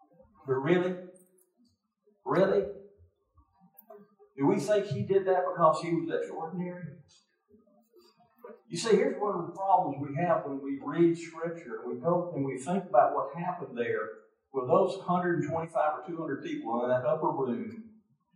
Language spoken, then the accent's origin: English; Mississippi, United States; I'm from Mississippi